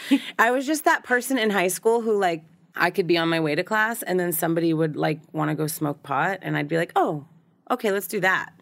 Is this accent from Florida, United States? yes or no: no; Newton, Massachusetts, United States; now in Southern California, United States; raised in a suburb of Boston.